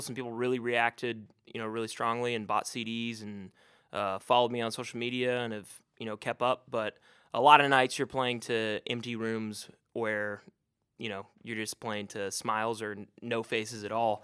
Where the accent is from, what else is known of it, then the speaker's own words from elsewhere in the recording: Chattanooga, Tennessee, United States; my hometown